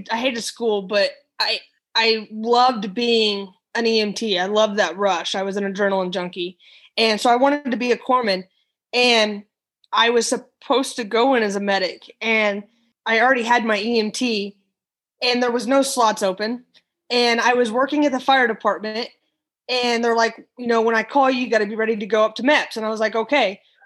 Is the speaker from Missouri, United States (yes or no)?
yes; Missouri, United States; moved away as an adult; also born or lived in Texas; now in Florida, United States; I am actually from Missouri and I'm a transplant into Florida